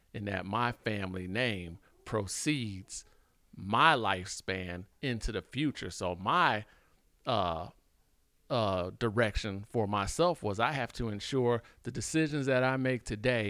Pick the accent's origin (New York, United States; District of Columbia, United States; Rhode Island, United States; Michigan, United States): District of Columbia, United States; Washington; I grew up in Washington, D.C., too.